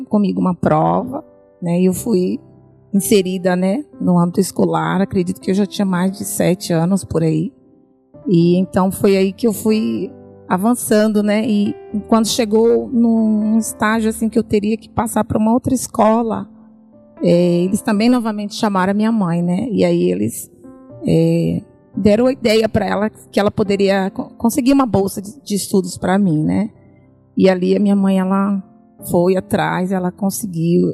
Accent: Bahia, Brazil; moved away as an adult; now in São Paulo, Brazil; eu vim da Bahia, né? Eu sou baiana. E aí eu vim embora para São Paulo

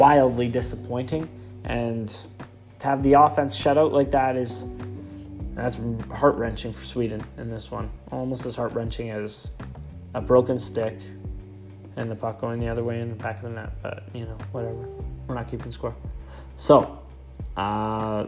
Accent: Canada; we're Canadian

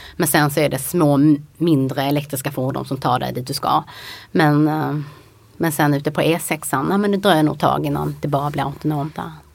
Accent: Helsingborg, Skåne, Sweden; moved away; jag kom från Helsingborg

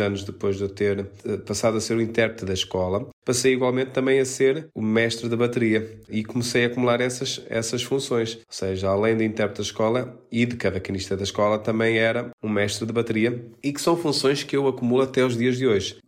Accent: Portugal; eu, sendo português, consigo cantar sem sotaque português e utilizar um sotaque brasileiro

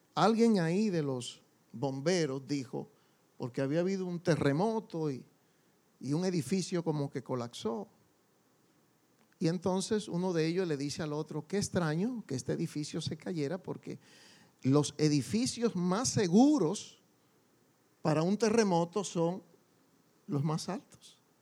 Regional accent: Dominican Republic; como decimos en buen dominicano

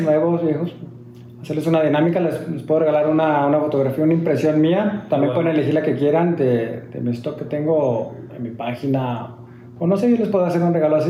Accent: Mexico; soy mexicano

